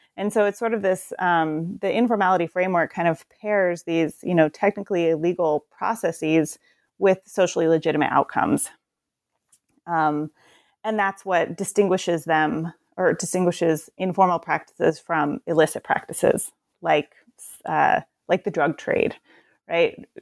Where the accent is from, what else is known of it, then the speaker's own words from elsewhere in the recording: Portland, Oregon, United States; also born or lived in Detroit, Michigan; I'm from the Portland area